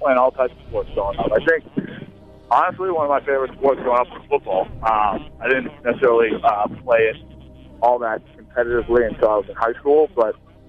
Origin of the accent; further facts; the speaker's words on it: New England, United States; New England. Come on, man. It's my hometown. It's my home area.